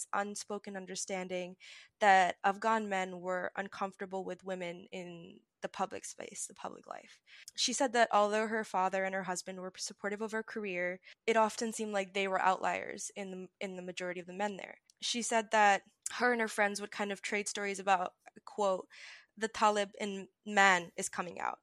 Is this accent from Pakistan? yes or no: yes; Pakistan; As a Pakistani Muslim